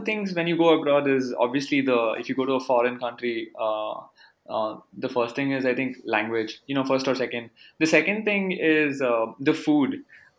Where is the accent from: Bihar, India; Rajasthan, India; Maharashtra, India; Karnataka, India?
Karnataka, India; Bangalore; I'm from South India